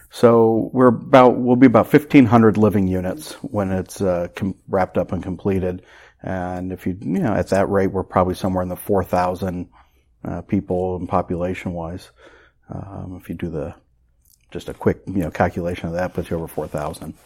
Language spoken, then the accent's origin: English; Carmel, Indiana, United States; when I grew up in Carmel, Carmel was twenty-five thousand people